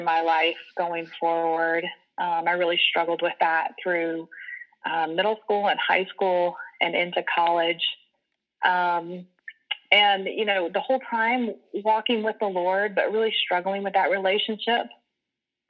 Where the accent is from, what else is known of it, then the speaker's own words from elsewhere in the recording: Rock Hill, South Carolina, United States; here in Rock Hill from middle school up. It didn't really go away for college or anything. So I stayed in the area